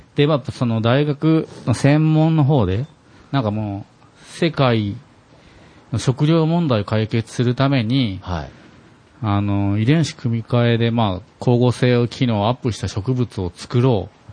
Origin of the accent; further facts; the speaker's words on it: Fukushima, Japan; 僕、福島県出身なんですけど